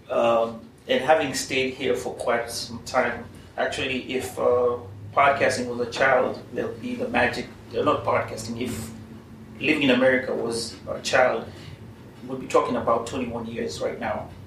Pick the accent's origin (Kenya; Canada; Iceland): Kenya; it's the same except that it offers you more than my home country, that is Kenya.